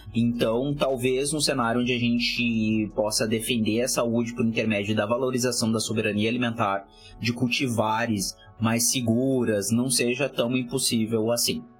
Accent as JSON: {"language": "Portuguese", "area": "the South", "region": "Rio Grande do Sul", "country": "Brazil", "said": "Eu sou do Sul, moro aqui"}